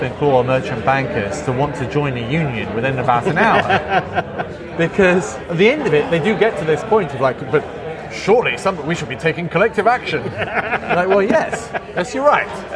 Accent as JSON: {"language": "English", "region": "Midlands", "country": "United Kingdom", "tie": "born or raised there", "said": "I grew up in the Midlands, and so there was like car plants in Derby shutting down"}